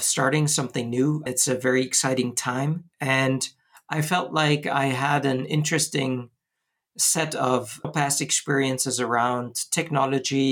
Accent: Bonn, North Rhine-Westphalia, Germany; moved away as an adult; now in Switzerland; I come from Germany and studied computer science in my hometown, Bonn, Germany.

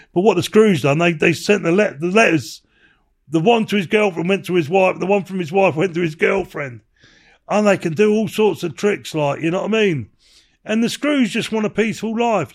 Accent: England, United Kingdom; I'm, I'm English

